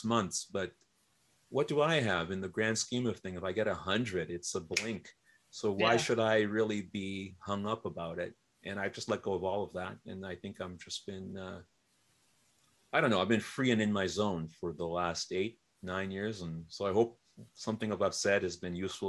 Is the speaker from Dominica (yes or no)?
yes; Dominica; moved away; I am from the Commonwealth of Dominica. It's a speck